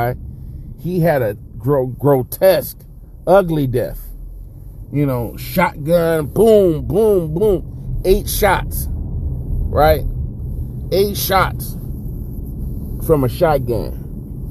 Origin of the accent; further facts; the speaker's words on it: Inglewood, California, United States; I'm from Inglewood